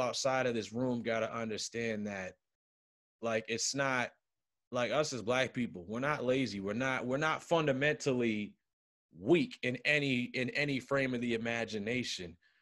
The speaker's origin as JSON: {"language": "English", "town": "Cambridge", "region": "Massachusetts", "country": "United States", "tie": "born or raised there", "said": "growing up in Cambridge ain't easy"}